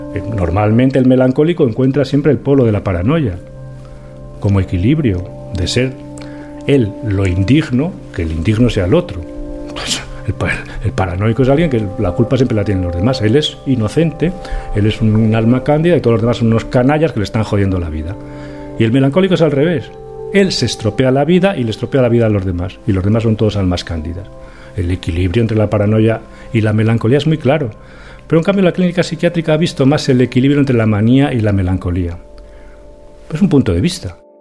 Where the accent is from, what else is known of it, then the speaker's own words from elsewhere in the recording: León, Castile and León, Spain; now in Valladolid, Spain; nací en León